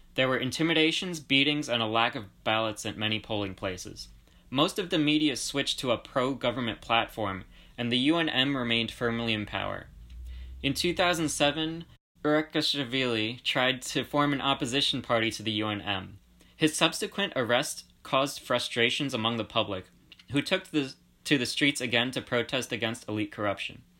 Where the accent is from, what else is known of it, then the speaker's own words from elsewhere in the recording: Georgia; I was born in the Republic of Georgia, which is a country located between Russia and, uh, i, like, the Middle East.